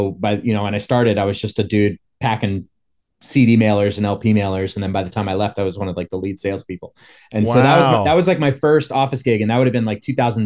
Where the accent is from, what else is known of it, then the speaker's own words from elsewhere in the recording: New Jersey, United States; So I grew up in New Jersey.